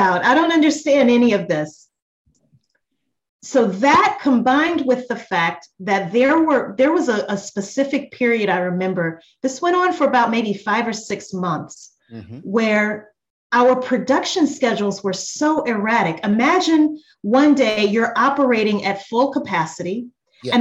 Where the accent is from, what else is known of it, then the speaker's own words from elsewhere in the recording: Louisiana, United States; moved away as an adult; also born or lived in New Orleans, Louisiana; now in Atlanta, United States; I'm from Louisiana originally